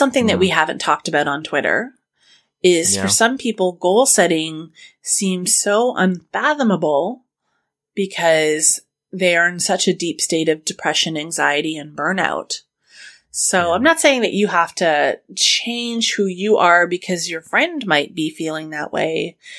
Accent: Scotland, United Kingdom; I'm Scottish. I am so cheap.

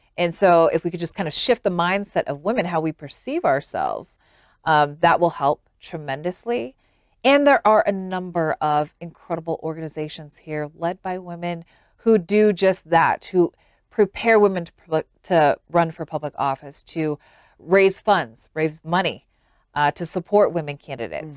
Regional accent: Utah, United States; moved away as an adult; also born or lived in Washington, D.C.; growing up in a place like Utah

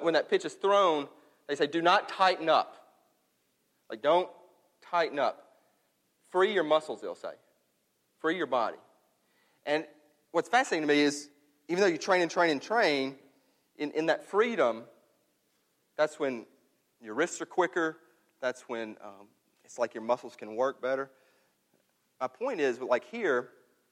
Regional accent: New Albany, Mississippi, United States; moved away; I'm up in my hometown in New Albany

